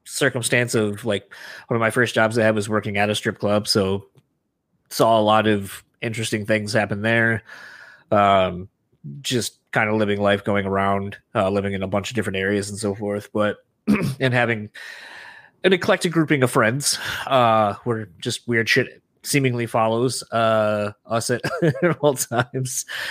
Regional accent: Michigan, United States; we're from Michigan

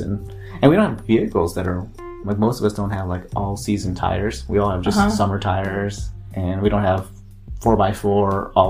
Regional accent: San Diego, California, United States; oh, where are you guys from? I'm like, oh, San Diego

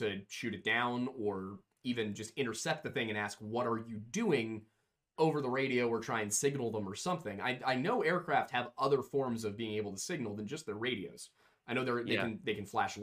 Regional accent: United States; as an American

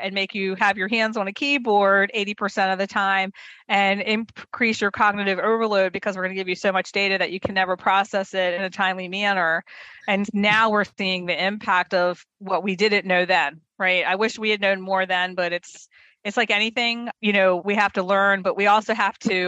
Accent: Baltimore, Maryland, United States; I was born and raised in Baltimore, Maryland

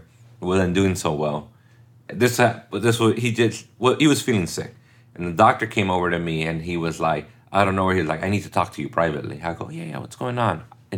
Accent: United States; first language Spanish; English is a second language; No, I was born here.

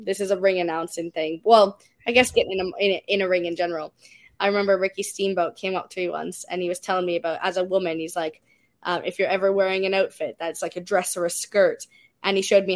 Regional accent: Canada; as a Canadian wrestler

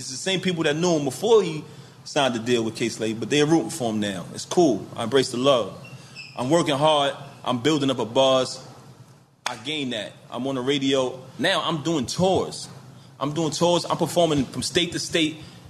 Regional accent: New York City, New York, United States; I come from Brooklyn. I'm from the sidewalk.

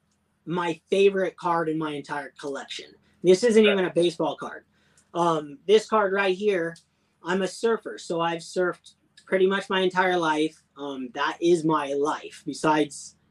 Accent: Huntington Beach, California, United States; I grew up in Huntington Beach, California

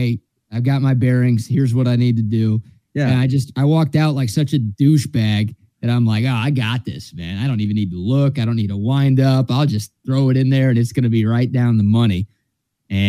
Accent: Dallas, Texas, United States; two guys who are brothers I grew up with in Dallas.

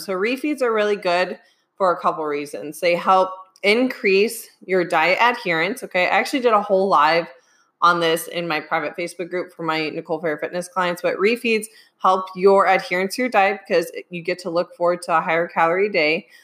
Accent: Midwest, United States; I'm from the Midwest, so soda

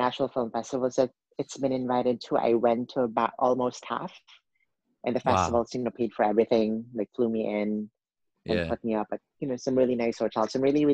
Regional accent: Cebu City, Central Visayas, Philippines; moved away as an adult; also born or lived in Manila, Philippines; now in New York City, United States; I was born and raised in Cebu, which is the second largest city in the Philippines

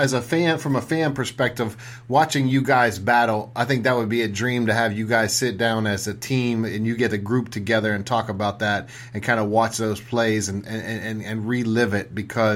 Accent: Pittsburgh, Pennsylvania, United States; I'm from Pittsburgh

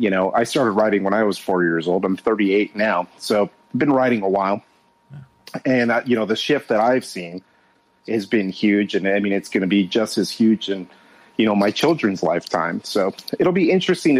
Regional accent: Southern California, United States; I grew up in Southern California

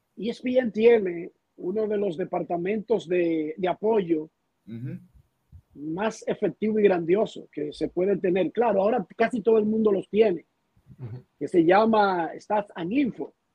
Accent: Dominican Republic; moved away as an adult; now in Miami, United States; yo soy dominicano

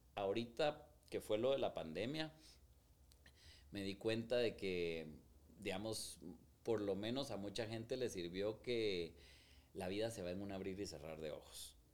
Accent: Guatemala; soy guatemalteco

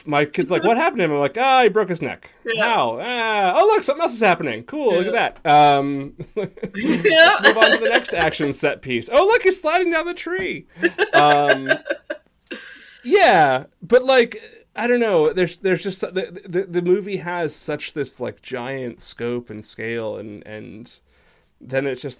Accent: United Kingdom; I'm British, always... and I like you'd think I'd know that.

